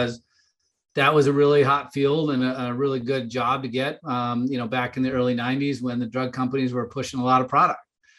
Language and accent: English; Wisconsin, United States; also born or lived in Mount Prospect, Illinois; I was actually born in Chicago in Mount Prospect, Illinois. Mm-hmm. But my parents moved me up there to Wisconsin when I was one